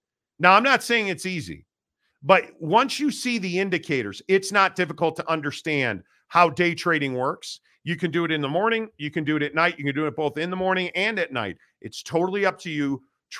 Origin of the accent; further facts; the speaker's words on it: Chicago, Illinois, United States; And I grew up in Chicago, and the grocery store was called Jewel Osco.